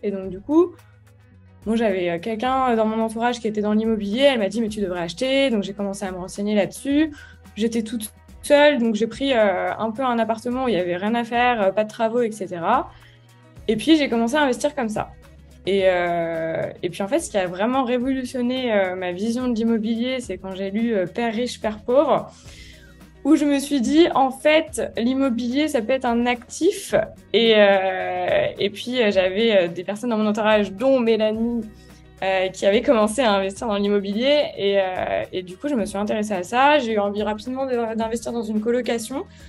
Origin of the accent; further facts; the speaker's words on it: Lyon, Auvergne-Rhône-Alpes, France; Je suis née à Lyon le 14 février 1994.